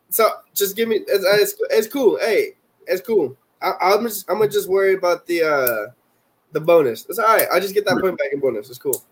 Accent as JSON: {"language": "English", "country": "Puerto Rico", "first_language": "Spanish", "second_language": "English", "moved": "yes"}